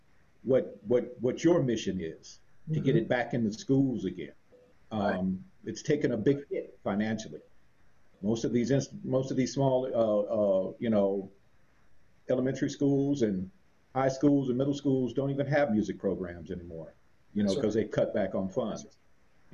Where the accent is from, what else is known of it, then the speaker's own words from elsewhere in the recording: Los Angeles, California, United States; I grew up in Los Angeles